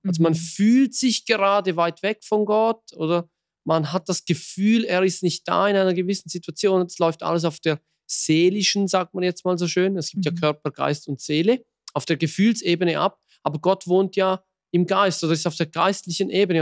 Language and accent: German; Switzerland; bei uns in der Schweiz